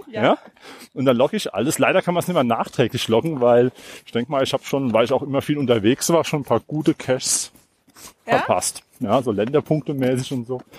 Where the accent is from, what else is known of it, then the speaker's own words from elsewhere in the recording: Landstuhl, Rhineland-Palatinate, Germany; äh, aus Landstuhl